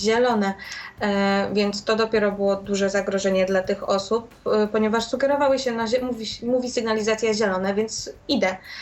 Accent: Warsaw, Masovian Voivodeship, Poland; u nas w Warszawie

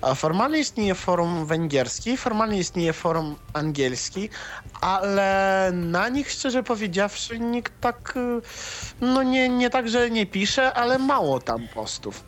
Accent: Russia; Ja jestem z Rosji

